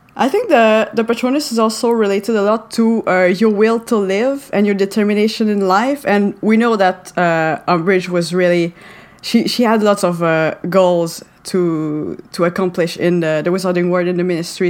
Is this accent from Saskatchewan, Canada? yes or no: no; Montreal, Quebec, Canada; first language French; English is a second language; Uh, I'm from uh, Montreal in Canada. So I speak French and English. Uh, French is my uh, first language.